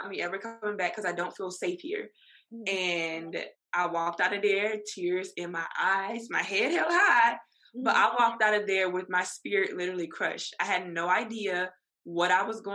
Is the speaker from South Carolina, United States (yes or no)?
yes; Columbia, South Carolina, United States; now in Charleston, United States; I was born and raised in Columbia, South Carolina, but I moved to Charleston in technically 2018, 2019